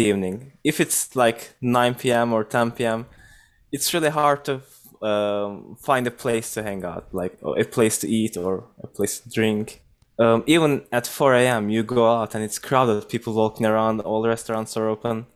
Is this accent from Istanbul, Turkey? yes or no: no; Ankara, Turkey; moved away as an adult; now in Toronto, Canada; I grew up in an urban region. Uh, I lived in Ankara.